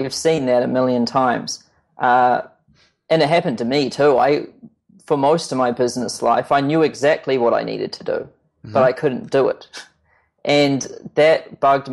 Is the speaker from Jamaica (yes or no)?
no; New Zealand; I'm this kid from New Zealand